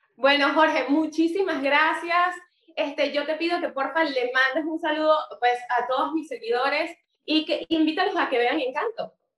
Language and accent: Spanish; Venezuela; como venezolanos